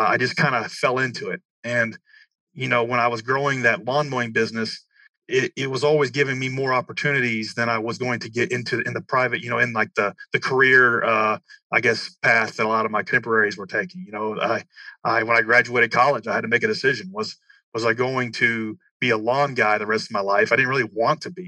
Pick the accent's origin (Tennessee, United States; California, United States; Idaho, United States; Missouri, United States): Tennessee, United States; Murfreesboro; I grew up in Middle Tennessee, outside of Nashville, Tennessee, in a town called